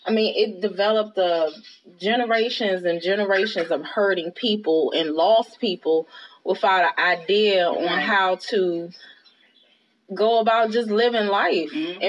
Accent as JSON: {"language": "English", "country": "United States", "said": "the way we think as Americans, as black American women, you know, we don't have our own language, you know, our own culture in this country"}